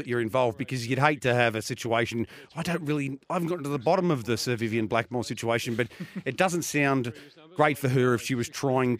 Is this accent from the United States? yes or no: no; Geelong, Victoria, Australia; Geelong, my hometown.